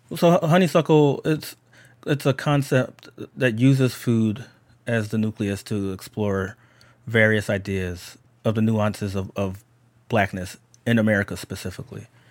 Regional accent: Philadelphia, Pennsylvania, United States

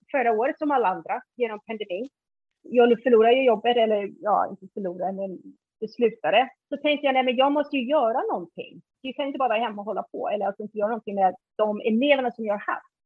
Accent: Iceland; Swedish is a second language; now in Sweden; Innan dess när jag var liten på, Island då, då ville jag ha motorcykel men de sa nej till min bror att köra motorcykel.

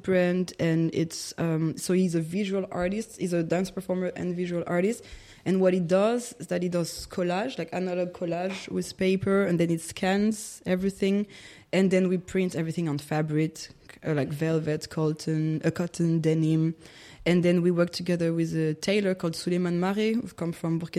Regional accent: Toulouse, Occitania, France; English is a second language; moved away as an adult; also born or lived in Paris; now in Berlin, Germany; I was born in Paris, but I grew up in Toulouse

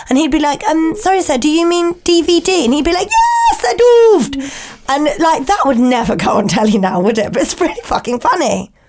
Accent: Home Counties, South East England, United Kingdom; accent: home counties; I don't think I've got an accent because I think my accent's very bog standard, mixed British. Mixed bag. Just home counties.

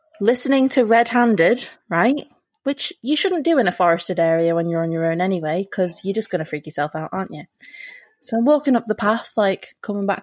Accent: England, United Kingdom; we're English and we say hi to everyone

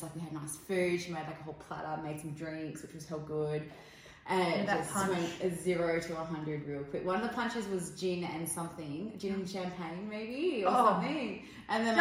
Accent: Perth, Western Australia, Australia; we're from the South Side

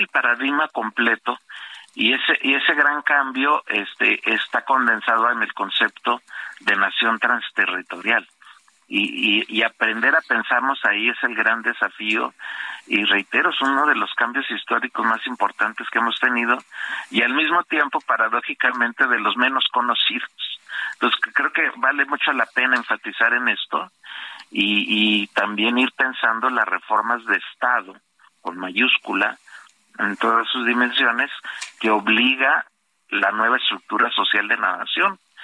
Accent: Mexico; lo que somos las y los mexicanos

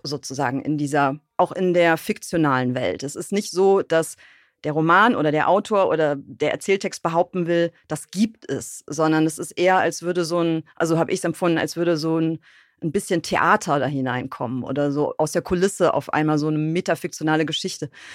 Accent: Bonn, North Rhine-Westphalia, Germany; in Bonn, was meine Heimatstadt ist.

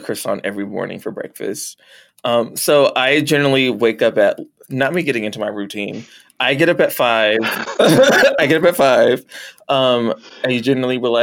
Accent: Texas, United States; I'm also from Texas

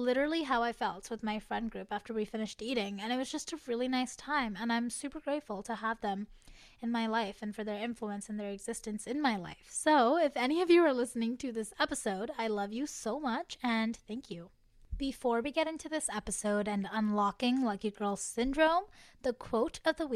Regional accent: Canada; as a Canadian girly

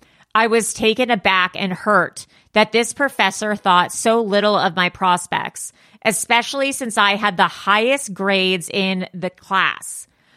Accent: Los Angeles, California, United States; growing up in Los Angeles

